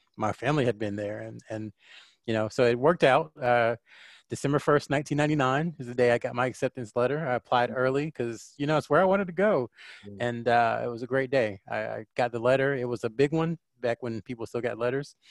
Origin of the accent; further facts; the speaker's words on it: North Carolina, United States; also born or lived in Clinton, North Carolina / Fayetteville, North Carolina; now in Charlotte, United States; I'm a Southern kid, Southern boy at heart. Uh, I've lived in North Carolina my entire life